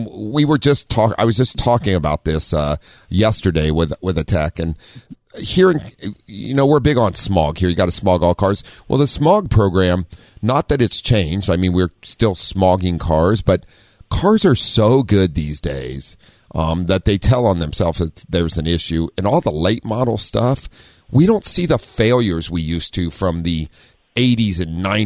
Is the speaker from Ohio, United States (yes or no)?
yes; Ohio, United States; also born or lived in Southern California; now in San Diego, United States; I grew up in Ohio with snow